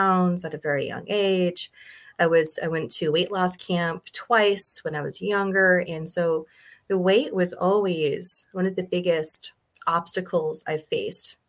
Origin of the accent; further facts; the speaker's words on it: Montana, United States; also born or lived in California; And then we moved to Montana, where we actually opened up an elk ranch.